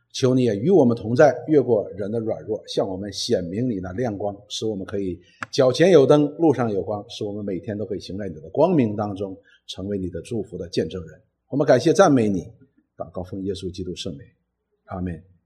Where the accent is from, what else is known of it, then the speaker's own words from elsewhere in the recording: Northeast China, China; 我们东北人有一句话